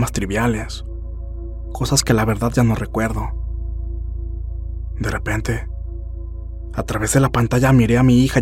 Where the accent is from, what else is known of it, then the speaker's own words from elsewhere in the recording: Fresno, California, United States; Soy de Fresno, California.